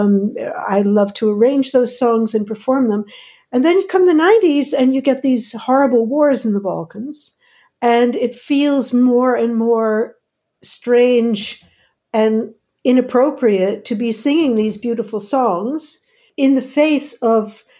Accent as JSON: {"language": "English", "region": "outside of New York", "country": "United States", "tie": "born or raised there", "moved": "as an adult", "lives_now": "Netherlands", "said": "I grew up outside of New York"}